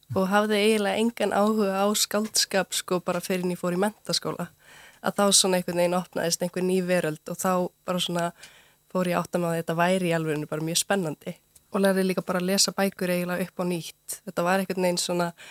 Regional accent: Unaós, Héraðsflói, Eastern Region, Iceland; now in Reykjavík, Iceland; ég er svolítið alveg upp uh, á Unási við Hjælasflóa um 50 km frá Eilstum en á Östurlandi

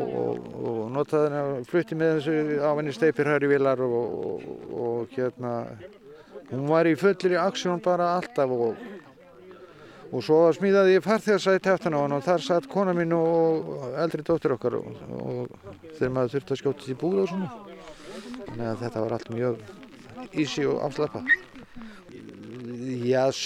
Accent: Krossavík, Eastern Region, Iceland; kom með hana í Krossavík þar sem að ég eiginlega ólst upp með þessari vél alla tíð

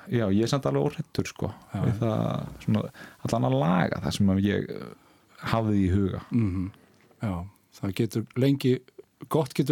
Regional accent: Ísafjörður, Westfjords, Iceland; ég er sjálfur frá Ísafyrði

